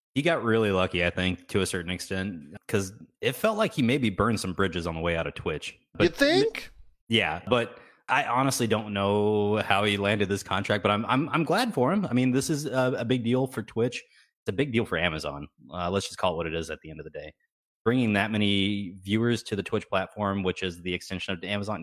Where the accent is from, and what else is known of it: Texas, United States; born or raised there